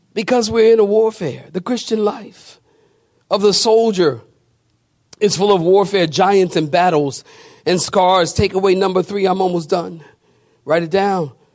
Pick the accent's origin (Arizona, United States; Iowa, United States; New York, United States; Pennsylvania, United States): Pennsylvania, United States; Philadelphia; I'm from Philadelphia. And when I was growing up, you know, we, they had gangs everywhere in the city